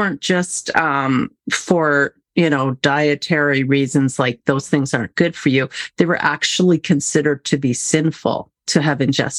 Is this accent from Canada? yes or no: yes; Canada; as a Canadian